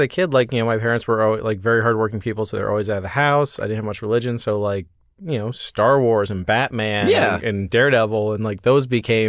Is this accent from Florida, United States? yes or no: no; Worcester, Massachusetts, United States; moved away; I'm from Worcester.